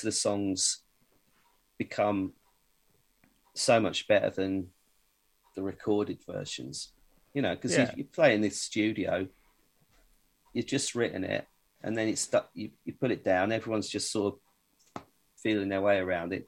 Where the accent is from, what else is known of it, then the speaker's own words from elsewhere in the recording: Bedford, East of England, United Kingdom; I'm from Bedford